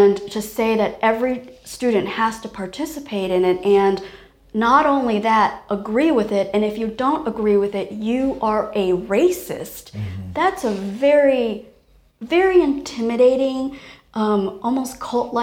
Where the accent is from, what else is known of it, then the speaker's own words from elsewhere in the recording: Taiwan; I was born in Taiwan